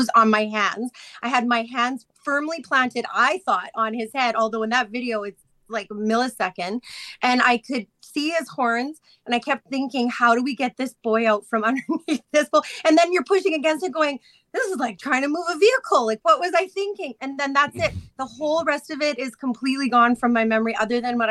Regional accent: Chestermere, Alberta, Canada; I grew up in Chestermere.

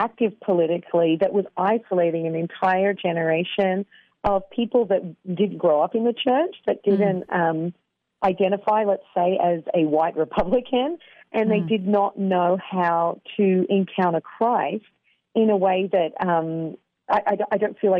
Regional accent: Australia; moved away as an adult; now in Columbus, United States; I grew up in Australia. I was born in Australia, and my dad was a church planter.

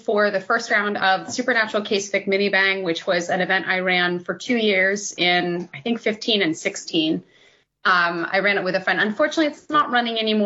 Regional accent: Lower Peninsula, Michigan, United States; I wanted to set something in my home state. I'm from Michigan. I am from the Lower Peninsula

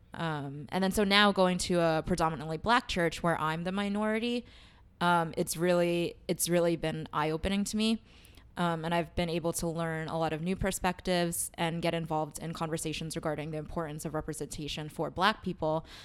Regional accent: New York City, New York, United States; I grew up in Queens, but I, my home church was in Chinatown

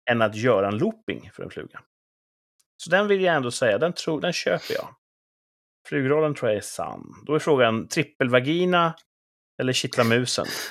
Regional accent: Mälaren Valley region, Mälardalen, Sweden; now in southern Sweden, Sweden; där jag kommer ifrån och där ni sitter då uppe någonstans i Mälardalsregionen

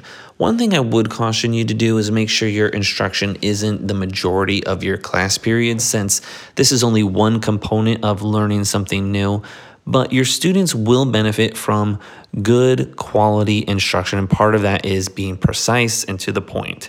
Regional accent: South Florida, United States; we're from South Florida

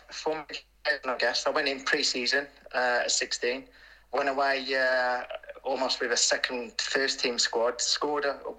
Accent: Wolverhampton, West Midlands, United Kingdom; I was born in Bilston

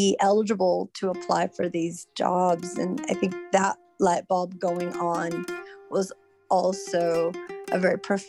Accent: Southern California, United States; also born or lived in Mexicali, Mexico; now in Sacramento, United States; moved to the United States when I was 5, and lived in Southern California the majority of my life

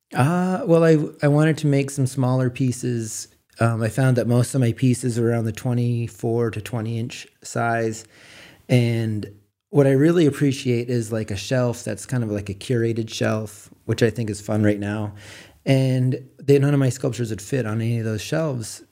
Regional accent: Frenchman's Bay, Maine, United States; moved away as an adult; also born or lived in Portland, Oregon; I was raised on the water in Frenchman's Bay, working on the boat with my dad when I was a kid

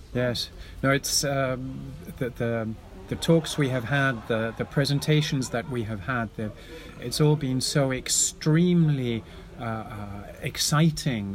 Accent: England, United Kingdom; now in Netherlands; I'm English, but I also live in the Netherlands

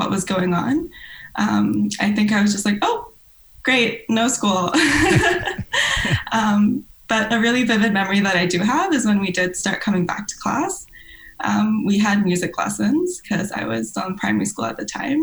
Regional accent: Hong Kong; moved away; I grew up in Hong Kong.

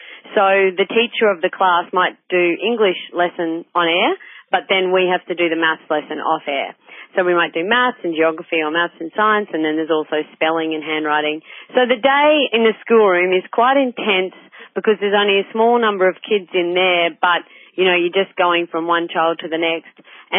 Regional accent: Darling Downs, Queensland, Australia; moved away as an adult; also born or lived in Goondiwindi, Queensland / Sunshine Coast, Queensland; I'm from the Darling Downs originally, and so that was like farming country.

